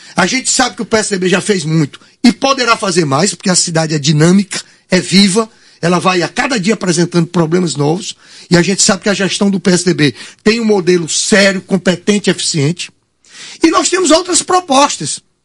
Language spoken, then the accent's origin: Portuguese; Teresina, Piauí, Brazil; Eu sou um cidadão teresinense. Eu sou um amante da minha cidade